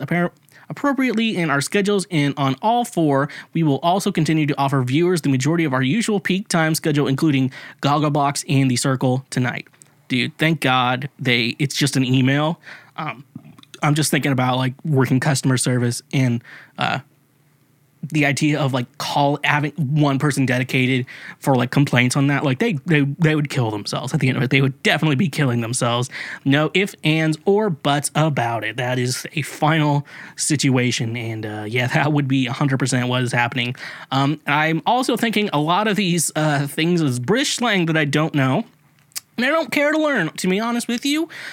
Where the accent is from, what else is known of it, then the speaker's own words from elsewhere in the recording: United States; being American